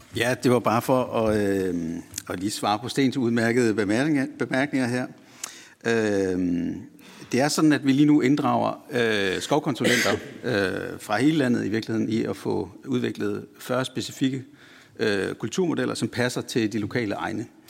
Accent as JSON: {"language": "Danish", "area": "West Jutland", "region": "Central Denmark Region", "country": "Denmark", "said": "jeg kommer selv fra Vestjylland"}